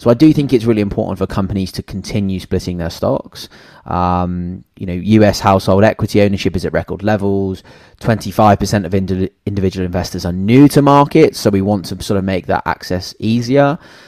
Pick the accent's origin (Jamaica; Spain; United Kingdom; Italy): United Kingdom; Cornwall, South West England; moved away; also born or lived in Sydney, Australia; so I'm from Cornwall, the Cornish boy at heart.